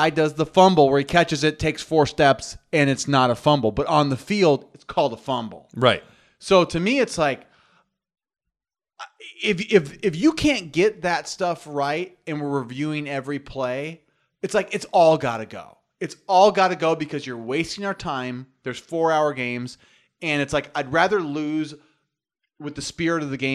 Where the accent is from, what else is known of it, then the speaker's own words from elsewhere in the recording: New York, United States; I'm from New York. I got some New York, and I like boxing too.